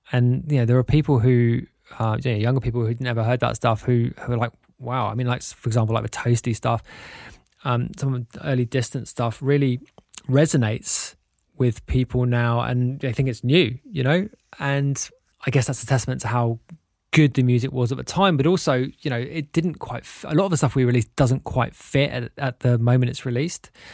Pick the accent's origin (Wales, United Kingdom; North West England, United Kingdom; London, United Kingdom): London, United Kingdom; I grew up in North London. I had a very typical middle class upbringing